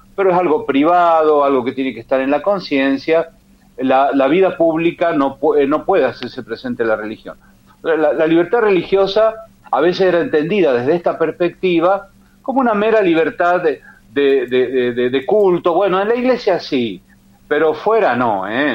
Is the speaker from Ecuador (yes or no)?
no; Argentina; mi provincia natal